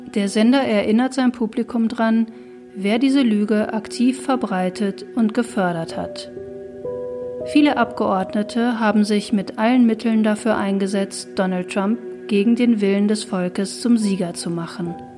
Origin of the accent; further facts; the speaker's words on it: Ruhr area, North Rhine-Westphalia, Germany; Ich stamm ja aus dem Ruhrgebiet